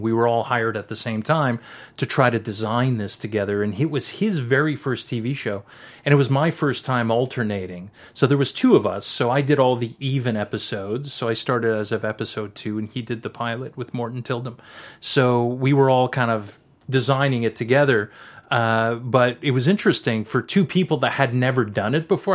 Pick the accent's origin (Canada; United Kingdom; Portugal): Canada; I'm a, I'm a Canadian, French Canadian